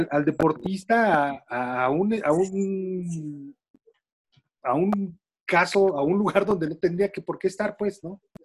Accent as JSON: {"language": "Spanish", "country": "Mexico", "said": "lo que somos los mexicanos"}